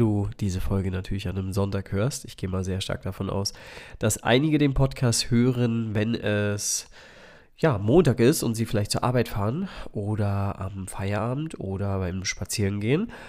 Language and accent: German; Spreewald, Brandenburg, Germany; ich bin ja aus dem Spreewald ursprünglich